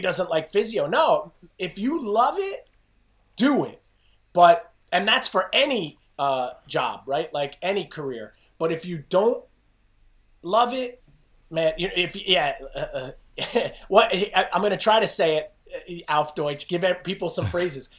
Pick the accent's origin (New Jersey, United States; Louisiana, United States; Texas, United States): New Jersey, United States; I grew up in New Jersey